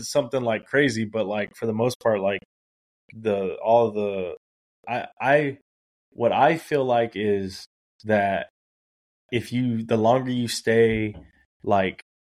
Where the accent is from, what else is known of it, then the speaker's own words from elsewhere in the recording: Corpus Christi, Texas, United States; moved away as an adult; also born or lived in Alice, Texas; now in San Antonio, United States; I went to school in Corpus. I lived in Alice.